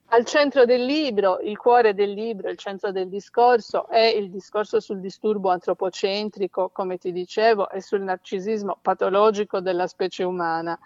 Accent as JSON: {"language": "Italian", "region": "Sardinia", "country": "Italy", "said": "sono sarda"}